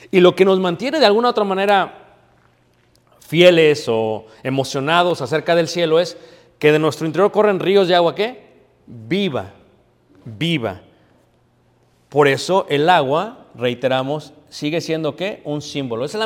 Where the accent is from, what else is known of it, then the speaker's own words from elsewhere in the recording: Mexico; O sea, yo que soy mexicano, y aquí hay colombianos, y hay venezolanos, ¿verdad? Y hay hondureños